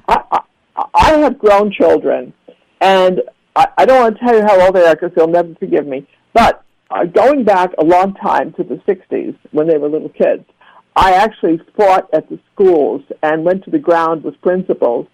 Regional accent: New York City, New York, United States; now in Florida, United States; I grew up in Brooklyn, New York, where you never saw sun

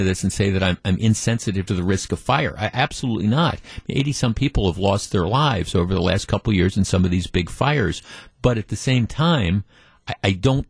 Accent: Glendale, Wisconsin, United States; also born or lived in Whitefish Bay, Wisconsin; I grew up in Glendale and then lived in Whitefish Bay

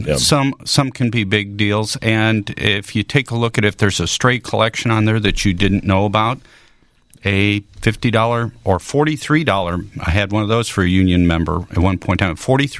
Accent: Chicago, Illinois, United States; moved away as an adult; also born or lived in St. Louis area / Springfield, Illinois; now in St. Louis, United States; I grew up in the Chicago area.

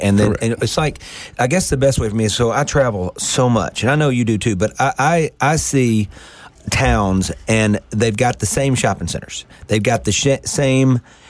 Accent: Greenville, Mississippi, United States; accent: Southern; when I grew up in Greenville

